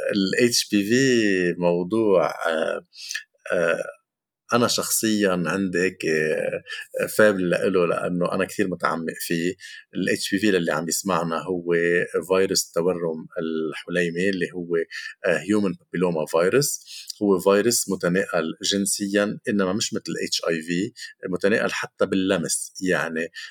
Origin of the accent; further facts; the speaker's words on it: Lebanon; عندنا بلبنان